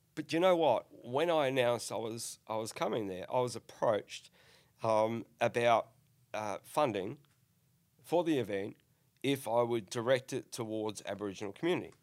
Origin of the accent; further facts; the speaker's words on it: Northern Ireland, United Kingdom; now in Australia; I'm an Australian citizen, born in, in Northern Ireland